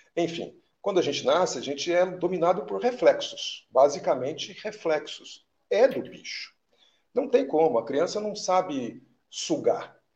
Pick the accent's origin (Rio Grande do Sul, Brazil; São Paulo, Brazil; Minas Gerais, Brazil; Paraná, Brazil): Minas Gerais, Brazil; eu da sou mineiro